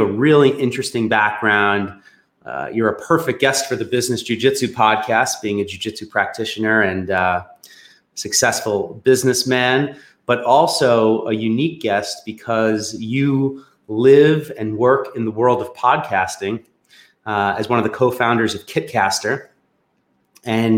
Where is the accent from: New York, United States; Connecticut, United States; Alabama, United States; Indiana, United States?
New York, United States; Long Island; I grew up in the New York metropolitan area on Long Island